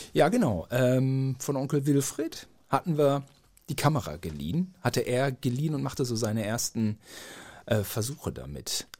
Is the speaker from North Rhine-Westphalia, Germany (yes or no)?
yes; Gütersloh, North Rhine-Westphalia, Germany; Wir sind da gut aufgewachsen